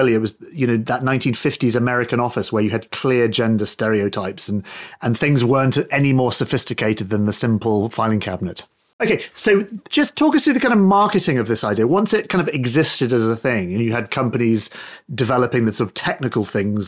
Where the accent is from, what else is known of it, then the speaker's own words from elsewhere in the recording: United Kingdom; we used to have a show here in the UK